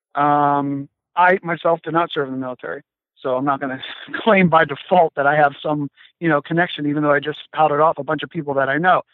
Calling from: Ohio, United States; I'm uh, calling from Ohio. Calling uh, just a little bit uh, east of Cleveland

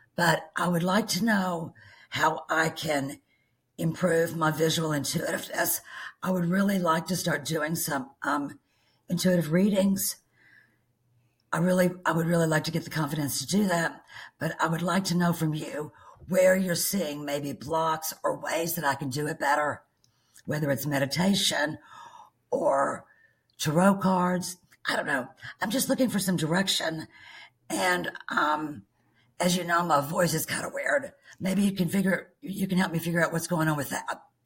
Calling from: Bismarck, Arkansas, United States; I'm calling you from Bismarck, Arkansas

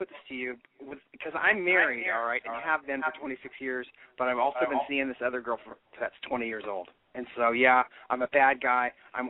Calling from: San Francisco, California, United States; I'm calling from San Francisco.

